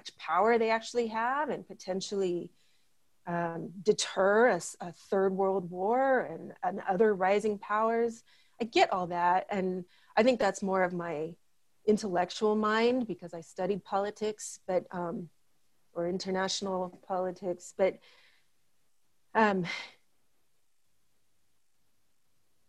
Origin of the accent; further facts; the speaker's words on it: Marshall Islands; as a Marshallese, I'm half Marshallese and I'm half American.